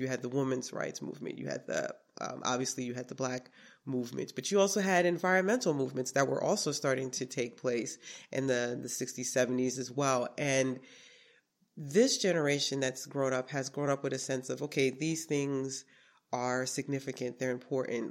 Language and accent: English; New York City, New York, United States; also born or lived in Brooklyn, New York; now in Schenectady, United States; I was born in Brooklyn and I was raised in Queens, New York